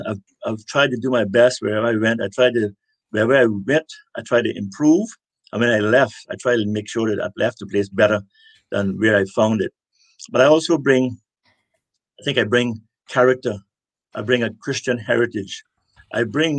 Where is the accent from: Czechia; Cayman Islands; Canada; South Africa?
Cayman Islands; West Bay; also born or lived in Cuba; before that, I grew up in West Bay